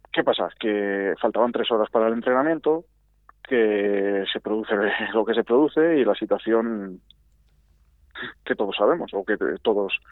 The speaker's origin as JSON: {"language": "Spanish", "town": "Arroyo de la Encomienda", "region": "Castile and León", "country": "Spain", "said": "somos muchos habitantes de Arroyo"}